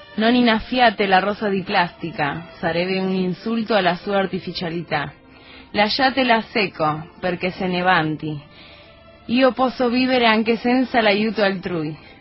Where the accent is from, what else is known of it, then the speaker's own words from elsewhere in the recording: Buenos Aires Province, Argentina; yo no soy porteña, yo soy bonaerense